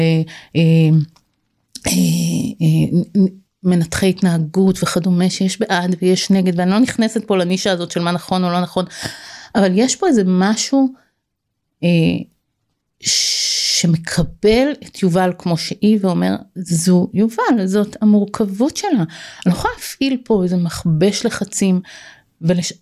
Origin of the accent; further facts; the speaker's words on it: Israel; moved away as an adult; זה היה קיבוץ שאני גדלתי בו